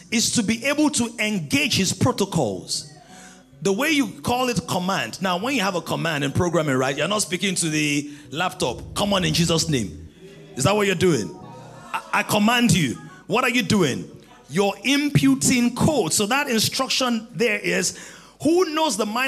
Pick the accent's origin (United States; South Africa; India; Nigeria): Nigeria; Ekiti; I'm from Ekiti